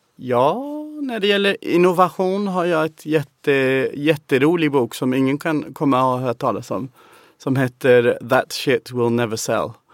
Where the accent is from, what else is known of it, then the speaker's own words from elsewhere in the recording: England, United Kingdom; Swedish is a second language; moved away as an adult; now in Sweden; man kommer från England